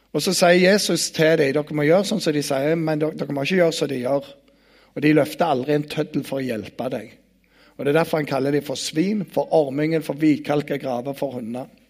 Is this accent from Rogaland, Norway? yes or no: yes; Bryne, Rogaland, Norway; jeg kommer fra Bryne